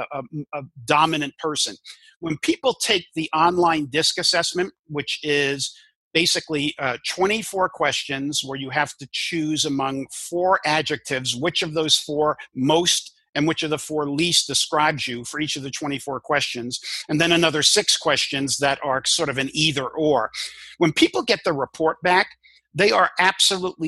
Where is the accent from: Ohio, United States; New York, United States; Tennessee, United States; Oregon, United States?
New York, United States; New York City; first language English; I grew up in New York and Brooklyn